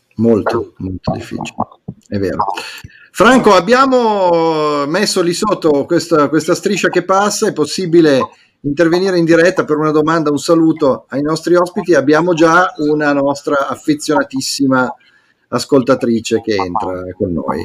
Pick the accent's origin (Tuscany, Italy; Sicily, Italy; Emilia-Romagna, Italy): Emilia-Romagna, Italy; tutti i romagnoli perché è una perdita per tutti noi